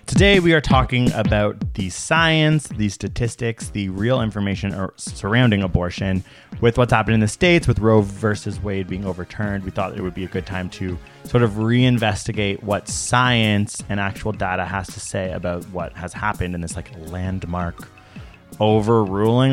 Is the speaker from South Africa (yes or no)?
no; Canada; as a Canadian